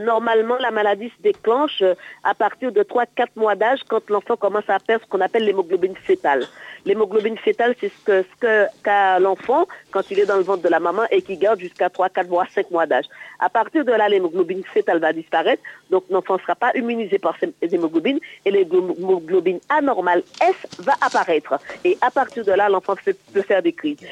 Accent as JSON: {"language": "French", "country": "Martinique", "said": "Moi, je suis originaire de la Martinique"}